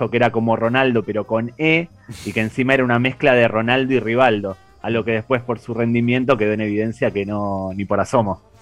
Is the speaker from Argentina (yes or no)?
yes; Argentina; also born or lived in Spain; Sí, yo a pesar del acento soy español, pero vivo actualmente en Argentina. Durante la etapa de Renaldiños y Pavones vivía en España. Siempre me gustó el, fútbol, crecí en Argentina